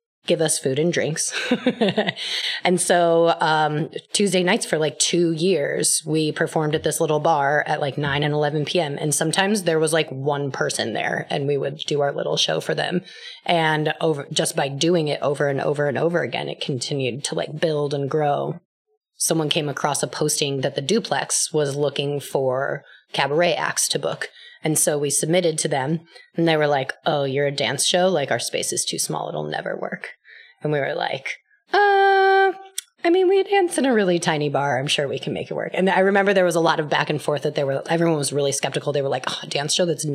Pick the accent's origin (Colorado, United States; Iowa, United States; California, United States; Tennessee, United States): Colorado, United States; now in New York, United States; Myself and the other director and another founder of the company, we're all from Colorado